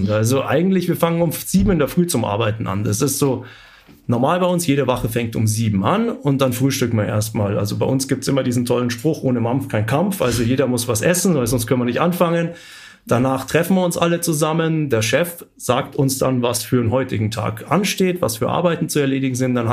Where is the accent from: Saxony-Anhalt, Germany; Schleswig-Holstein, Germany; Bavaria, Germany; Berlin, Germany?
Bavaria, Germany; Munich; weil als Münchner lernt man das eigentlich nicht so kennen. Ich bin in der Großstadt aufgewachsen.